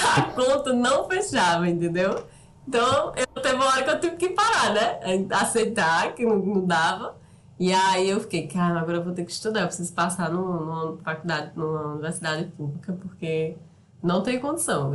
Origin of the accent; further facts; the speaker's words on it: Soledade, Paraíba, Brazil; moved away; also born or lived in São Paulo; Eu saí de Soledade, que é o interiorzinho aqui perto de Campina Grande, Cariri